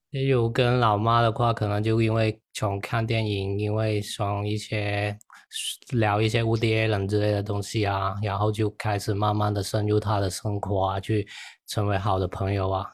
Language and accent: Chinese; Yunfu, Guangdong, China; 我是广东云浮